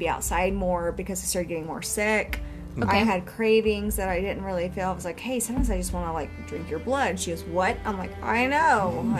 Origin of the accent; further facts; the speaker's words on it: Texas, United States; We grew up in a very, very tiny town of Texas.